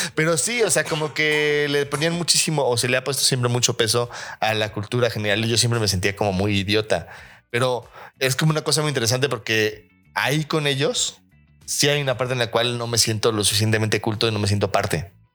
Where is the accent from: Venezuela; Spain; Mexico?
Mexico; siendo mexicano